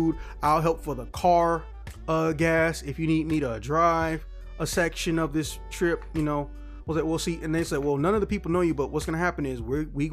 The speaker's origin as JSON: {"language": "English", "town": "Chicago", "region": "Illinois", "country": "United States", "said": "I'm from Chicago"}